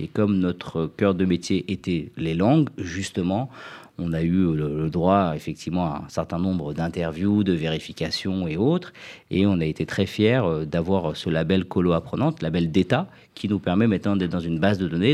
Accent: France; moved away as an adult; also born or lived in United States; quand j'ai quitté la France en 2001 pour faire mes études aux États-Unis

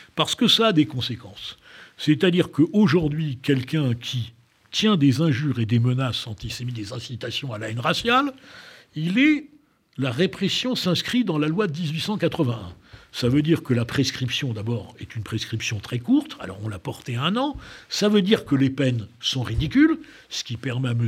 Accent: France; moi je suis fier de mon pays parce que je pense que c'est un grand pays

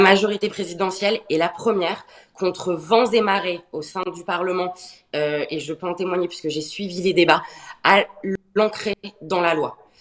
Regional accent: France; en tant que Français

